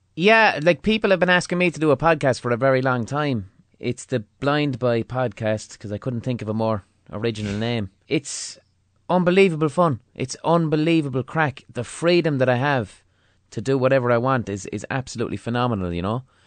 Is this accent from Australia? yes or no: no; Limerick, Munster, Ireland; I grew up in Limerick in the mid two thousands